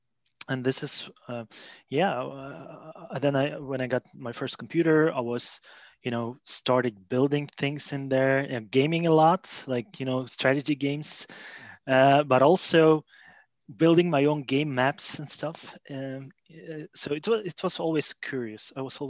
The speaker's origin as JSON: {"language": "English", "country": "Belgium", "tie": "born or raised there", "also_born_or_lived": "Russia", "said": "But anyways, I was born in Russia. So actually, my parents moved to Belgium when I was about 13 years old. That's more than 20 years ago."}